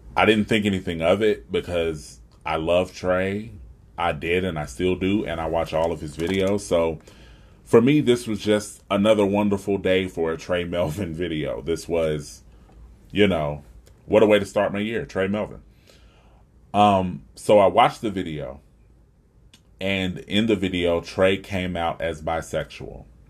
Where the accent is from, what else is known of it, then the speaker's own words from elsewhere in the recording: Huntsville, Alabama, United States; living right here in my hometown of Huntsville, Alabama